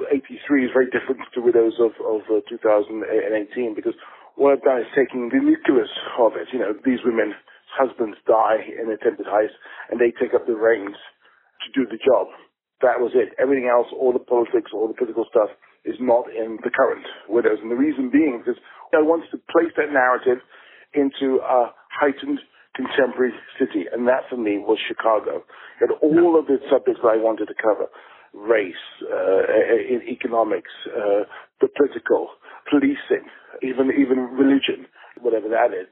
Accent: England, United Kingdom; as an English, a British filmmaker

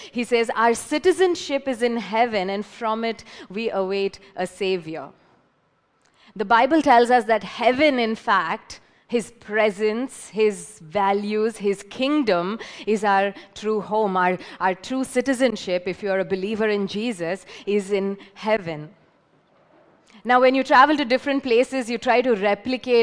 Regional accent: Hyderabad, Telangana, India; now in Pune, India; I'm from Hyderabad, but I feel more at home here

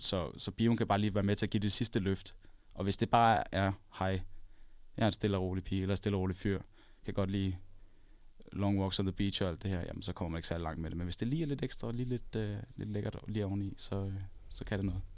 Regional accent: Copenhagen, Capital Region of Denmark, Denmark; så er jeg ikke fra Aarhus oprindeligt. Jeg er fra København

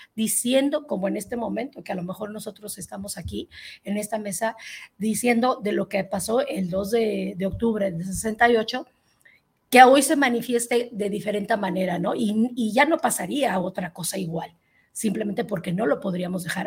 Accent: Mexico; como mexicana

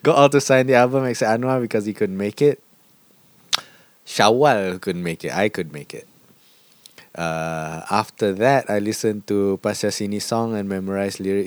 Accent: Alor Setar, Kedah, Malaysia; Alostar means a lot to me because it's my hometown.

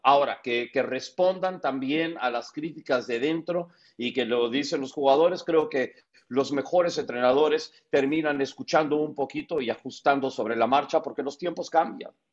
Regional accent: United States; porque nací en Estados Unidos.

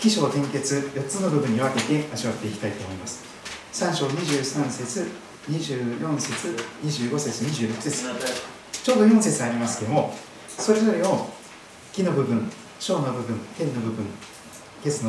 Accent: Kochi, Japan; now in Saitama, Japan; 四国の高知県高知市で生まれまして土佐の高知の有馬山市の近くで生まれたようですけども南国土佐そして黒潮太平洋を見ながら育っておりますですから、えー、この埼玉県に来ましてですね時々どうしても海が見たくなってしまうんですけども

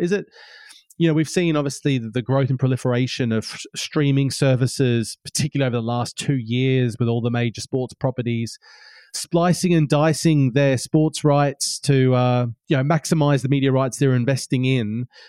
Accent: Australia; I'm Australian, and I'm used to looking at. I grew up in an Australian market

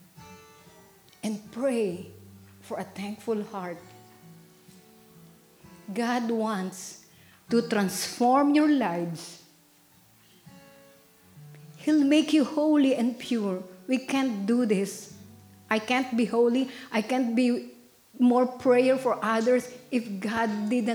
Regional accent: Philippines; now in United States; I came far from Philippines

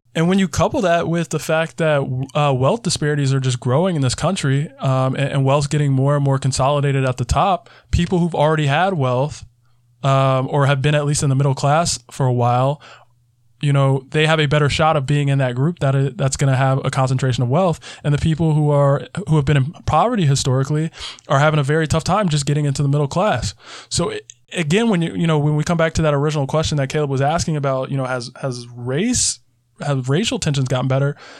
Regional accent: South Carolina, United States; my home state for an example. South Carolina

